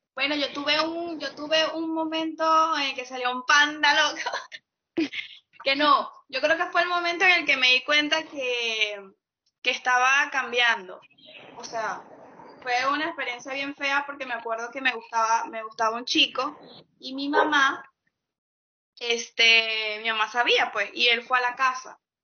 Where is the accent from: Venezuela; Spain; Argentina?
Venezuela; moved away; me fui de Venezuela